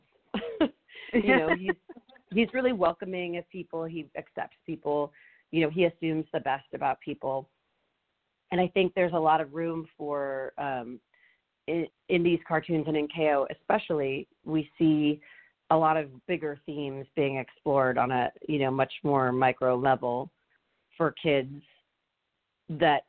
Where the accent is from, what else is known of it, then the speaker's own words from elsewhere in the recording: San Francisco, California, United States; I grew up in San Francisco.